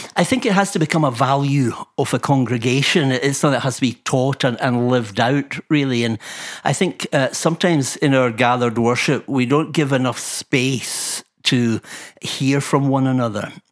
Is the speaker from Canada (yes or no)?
no; Fife, Scotland, United Kingdom; a cantankerous wee fifer